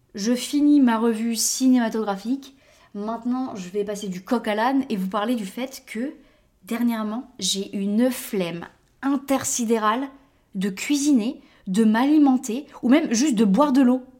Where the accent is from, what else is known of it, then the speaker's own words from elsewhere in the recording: France; now in United States; Je l'ai vu en grandissant en France